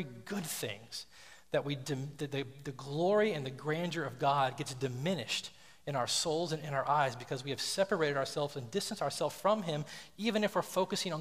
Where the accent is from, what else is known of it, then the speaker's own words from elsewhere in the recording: the South, United States; I grew up in the South, and then we traveled a lot